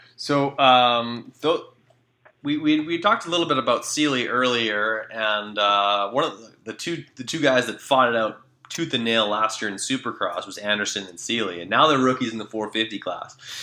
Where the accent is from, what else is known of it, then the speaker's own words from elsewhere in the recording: Canada; as a Canadian